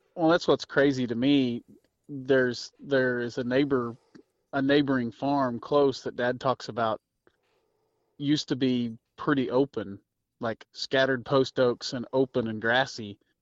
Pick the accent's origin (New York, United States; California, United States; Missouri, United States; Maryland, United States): Missouri, United States; I'm from Missouri